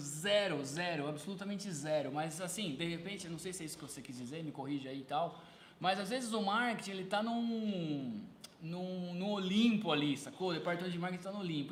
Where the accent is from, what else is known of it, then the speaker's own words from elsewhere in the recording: Sorocaba, São Paulo, Brazil; A gente é da cidade de Sorocaba aqui